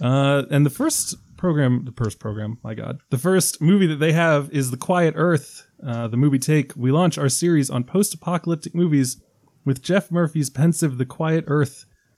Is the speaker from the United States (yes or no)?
no; Ireland; As an Irishman